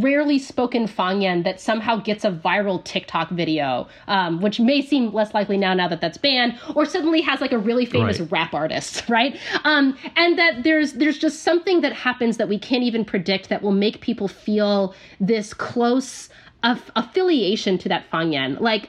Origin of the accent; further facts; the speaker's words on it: United States; being an American